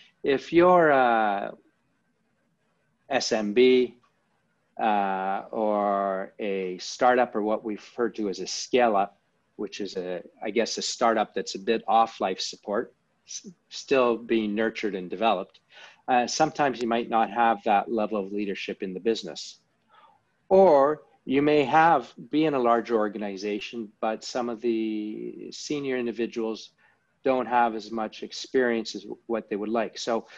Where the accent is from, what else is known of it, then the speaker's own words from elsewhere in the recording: Canada; now in London, United Kingdom; As you mentioned, I'm Canadian, lived over in London, for most of my life and internationally.